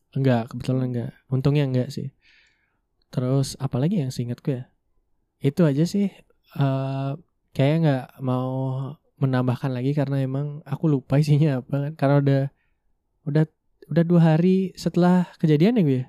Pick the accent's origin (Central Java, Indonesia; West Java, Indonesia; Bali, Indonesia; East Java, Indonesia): Bali, Indonesia; Jimbaran; first language Indonesian; also born or lived in Buleleng, Bali; aku tuh besar dan ya emang tumbuh besar tuh di Badung tepatnya di Jimbaran